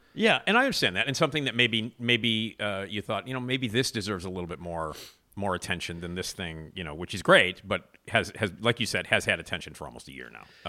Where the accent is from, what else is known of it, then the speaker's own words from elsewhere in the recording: Chicago, Illinois, United States; as a Chicagoan